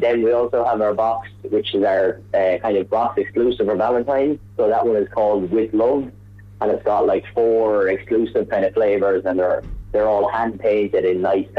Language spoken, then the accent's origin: English; Athlone, Westmeath, Ireland; I'm from Athlone originally